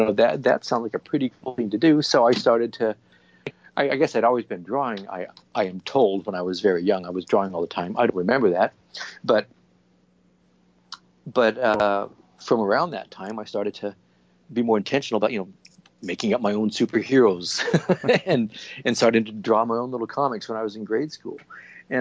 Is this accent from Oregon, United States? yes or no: yes; Portland, Oregon, United States; moved away as an adult; as a little kid growing up in Portland, Oregon